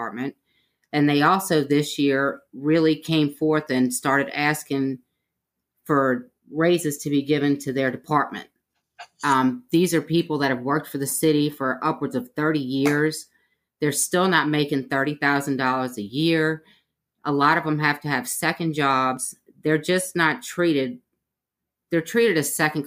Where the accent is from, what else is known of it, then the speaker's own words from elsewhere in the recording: New Orleans, Louisiana, United States; moved away as an adult; now in Mobile, United States; I'm originally from New Orleans, Louisiana. I moved here to go to school